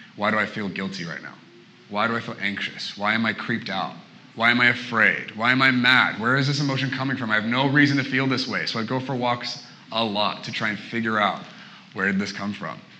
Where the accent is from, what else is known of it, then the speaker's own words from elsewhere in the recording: Portland, Oregon, United States; moved away as an adult; now in Redding, United States; I'm originally from Portland, Oregon.